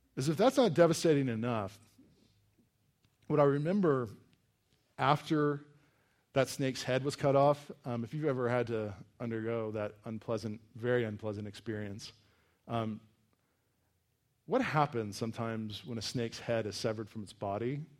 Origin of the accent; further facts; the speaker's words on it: Virginia, United States; we grew up in Virginia in kind of this wooded area